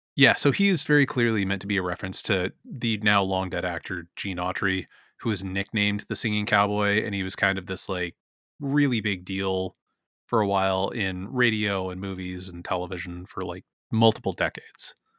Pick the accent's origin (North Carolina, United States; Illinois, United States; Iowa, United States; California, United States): California, United States; San Francisco; my hometown